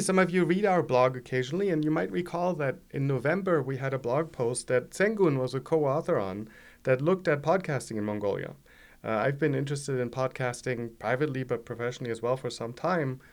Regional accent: Germany; accent: German; English is a second language; moved away; as you all can hear from my accent, I'm German originally

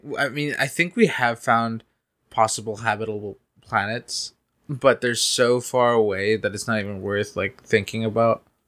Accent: Canada; I am Canadian

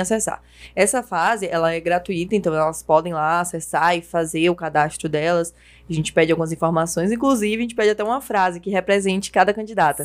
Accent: Cruz das Almas, Bahia, Brazil; não tinha municipal na minha cidade, né? Como eu sou de Cruz das Almas

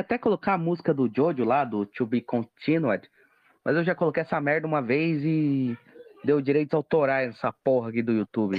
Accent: Brazil; eu sou brasileiro

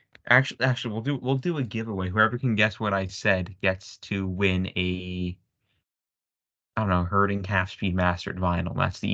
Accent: Vancouver, British Columbia, Canada; Yeah, I'm from Vancouver.

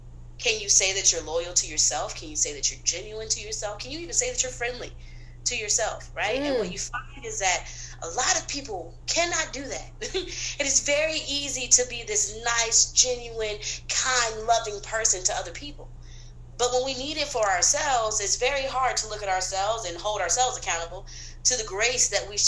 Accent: the South, United States; also born or lived in Brooklyn; now in Atlanta, United States; So I am from originally the South. My parents born and raised in Florida, different parts of Florida. I frequented Florida.

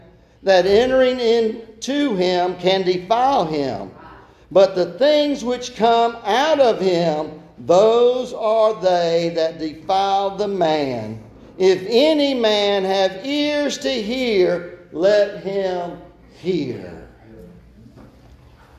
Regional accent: Brooklyn, United States; born or raised there

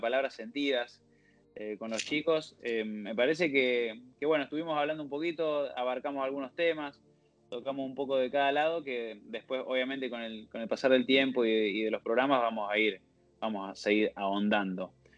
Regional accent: Villa Carlos Paz, Córdoba, Argentina; soy de Carlos Paz, de Córdoba

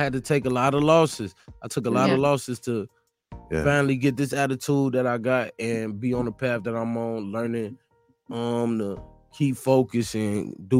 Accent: East Chicago, Indiana, United States; I'm from East Chicago, Indiana.

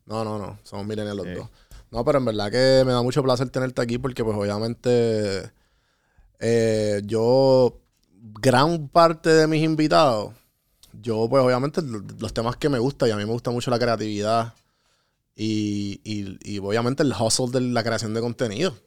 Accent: Puerto Rico; moved away

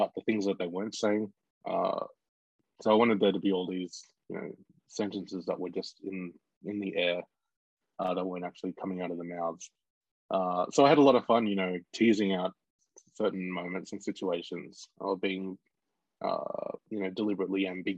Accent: Bega, New South Wales, Australia; I grew up in Bega on the far south coast, New South Wales

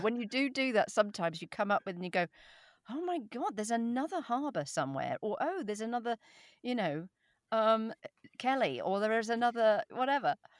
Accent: England, United Kingdom; accent: standard RP

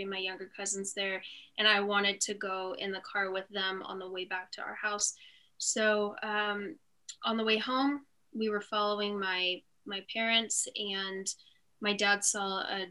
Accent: Lake Elsinore, California, United States; also born or lived in Fallbrook, California / Hemet, California; I was born in Fallbrook, California, so kind of near San Diego, but I really grew up in Lake Elsinore until I was 10

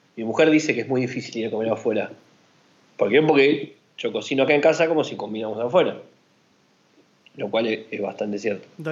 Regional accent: Argentina; acá en Argentina

